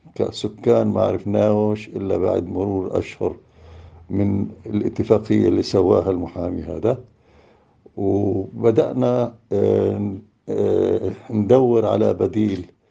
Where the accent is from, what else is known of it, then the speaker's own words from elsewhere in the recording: Jerusalem, Palestine; إحنا كفلسطينيين كأهالي حي الشيخ جراح